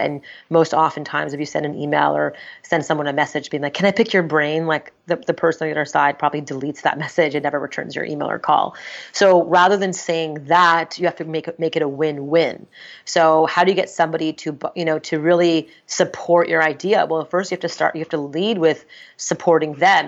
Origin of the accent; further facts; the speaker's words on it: Montreal, Quebec, Canada; I'm born and raised in Montreal, Canada